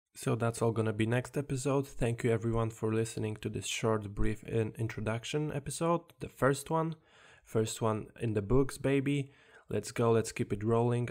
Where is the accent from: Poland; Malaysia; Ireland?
Poland; English is a second language; now in England, United Kingdom; originally, I'm from Poland, as you can probably hear in my accent.